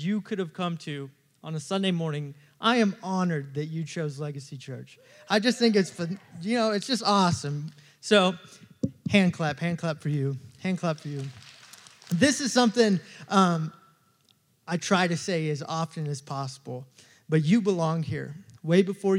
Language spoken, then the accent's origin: English; Texas, United States; moved away as an adult; now in Virginia, United States; I'm from Texas, born and raised